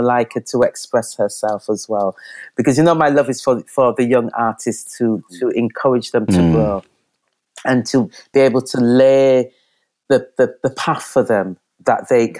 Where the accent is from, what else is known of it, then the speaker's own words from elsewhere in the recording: Leeds, Yorkshire and the Humber, United Kingdom; Leeds Young Authors, we're from Leeds, UK, West Yorkshire, not London.